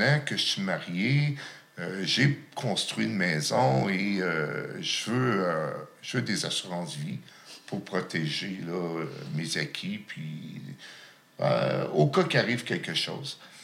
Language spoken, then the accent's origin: French; Gatineau, Quebec, Canada; also born or lived in Lachute; Mon enfance, je l'ai passée à Gatineau